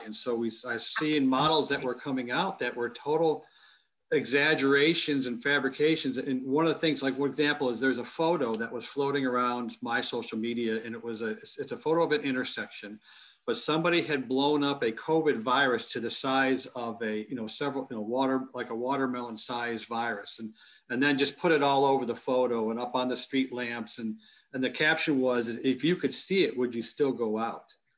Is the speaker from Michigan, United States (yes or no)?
yes; Plymouth, Michigan, United States; my hometown of Plymouth, Michigan